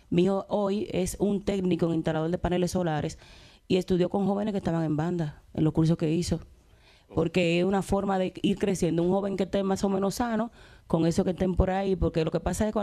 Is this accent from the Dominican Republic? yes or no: yes; Dominican Republic; now in Spain; Muchas veces desconocemos cosas que nos da España, y nosotros como dominicanos acercamos esas informaciones